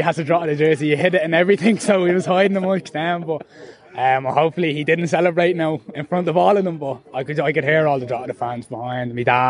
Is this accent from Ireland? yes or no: yes; Tallaght, Leinster, Ireland; I'm from Talla originally.